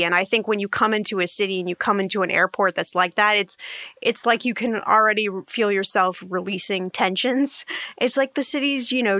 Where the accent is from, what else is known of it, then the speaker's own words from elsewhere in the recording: Indianapolis, Indiana, United States; now in Los Angeles, United States; I was born in Indianapolis, and I'm a Hoosier. And, you know, we're just somebody from this crazy state in the middle of the country